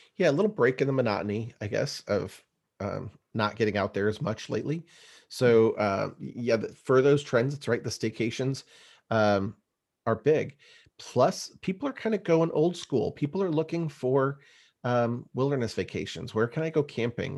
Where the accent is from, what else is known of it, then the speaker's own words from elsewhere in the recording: East Bay, San Francisco area, California, United States; we grew up in California, the, the East Bay, San Francisco area